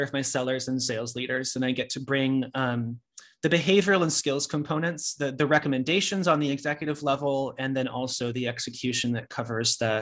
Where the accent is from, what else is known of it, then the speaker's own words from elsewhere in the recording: Sacramento, California, United States; moved away as an adult; now in New York, United States; I moved to New York from Sacramento, California, where I'm originally from